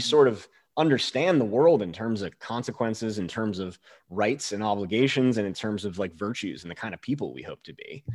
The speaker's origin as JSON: {"language": "English", "region": "Northeast", "country": "United States", "tie": "born or raised there", "also_born_or_lived": "Boulder, Colorado / Leadville, Colorado", "moved": "as an adult", "lives_now": "Alaska, United States", "said": "I grew up in the Northeast."}